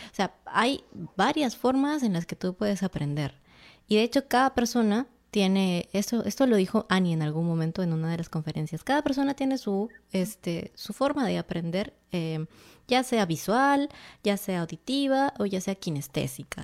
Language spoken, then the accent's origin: Spanish; Peru; eres de mi tierra